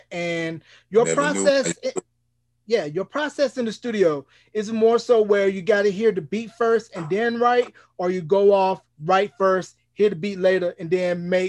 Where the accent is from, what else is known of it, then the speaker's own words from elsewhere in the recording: North Carolina, United States; I'm from North Carolina originally.